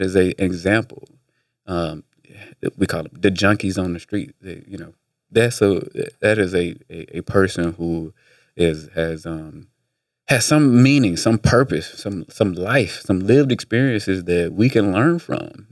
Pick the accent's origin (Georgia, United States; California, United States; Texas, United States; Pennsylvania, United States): Georgia, United States; Atlanta; also born or lived in Midwest; I was born in Atlanta